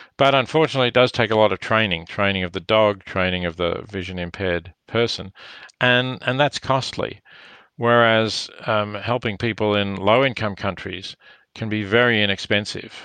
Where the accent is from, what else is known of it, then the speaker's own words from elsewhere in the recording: Australia; I am Australian and reasonably well known in Australia